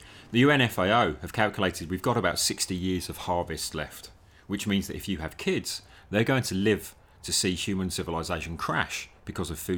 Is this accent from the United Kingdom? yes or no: yes; Newcastle upon Tyne, North East England, United Kingdom; my hometown of Newcastle upon Tyne